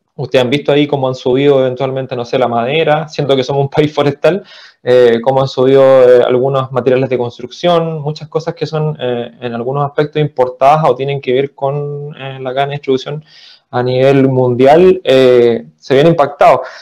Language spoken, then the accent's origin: Spanish; Chile; also born or lived in Viña del Mar / Valparaíso; soy chileno, vivo en Viña.